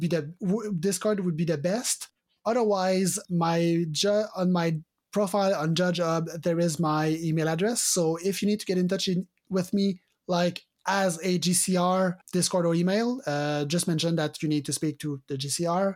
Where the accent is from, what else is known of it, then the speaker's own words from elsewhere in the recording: Canada; accent: French Canadian; my French Canadian accent